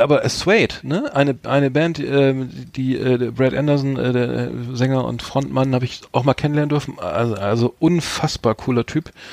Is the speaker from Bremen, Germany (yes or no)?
yes; Bremen, Germany; ich als Bremer bin natürlich Werder Bremen-Fan